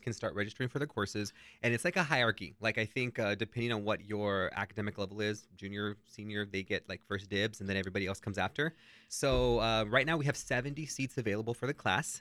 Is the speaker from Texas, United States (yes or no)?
yes; San Antonio, Texas, United States; moved away as an adult; also born or lived in Lubbock, Texas; now in San Diego, United States; I grew up in San Antonio